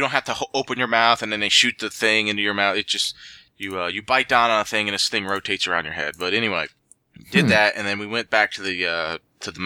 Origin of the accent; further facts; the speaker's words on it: Central Ohio, United States; I was born and raised Central Ohio